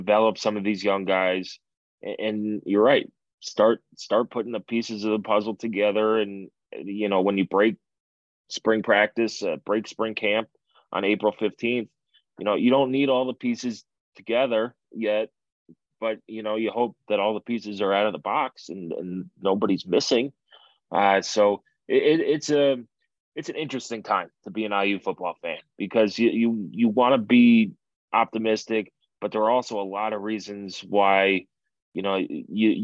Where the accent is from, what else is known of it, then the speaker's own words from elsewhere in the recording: New York, United States; as a New Yorker and somebody who has a lot of Italian friends